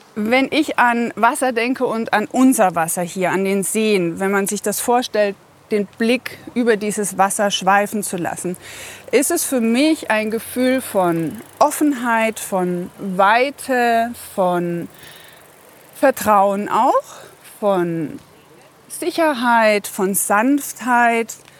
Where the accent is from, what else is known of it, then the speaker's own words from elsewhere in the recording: Bavaria, Germany; moved away as an adult; also born or lived in Baltic Sea coast; now in Carinthia, Austria; Ursprünglich aus Bayern